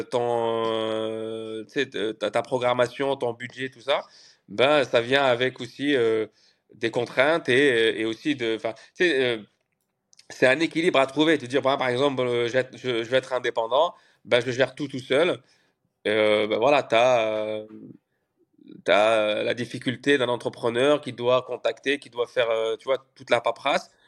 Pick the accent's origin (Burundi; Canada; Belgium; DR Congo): Canada; moved away as an adult; now in Paris, France; En plus, moi, je suis arrivé du Canada, donc il y avait d'autres d'autres codes euh, à Paris.